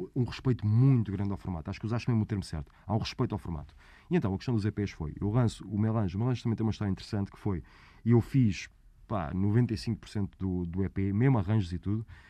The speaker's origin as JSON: {"language": "Portuguese", "town": "Almada", "region": "Setúbal", "country": "Portugal", "said": "Eu sou da Almada"}